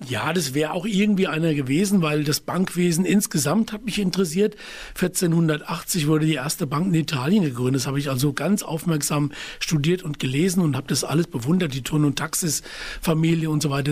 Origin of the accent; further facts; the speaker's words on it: Wiesbaden, Hesse, Germany; also born or lived in Taunus; aufgewachsen in Wiesbaden-Biebrich, das ist ein Vorort unten am Rhein und später dann ja in die Stadt umgezogen, dort auch zur Schule gegangen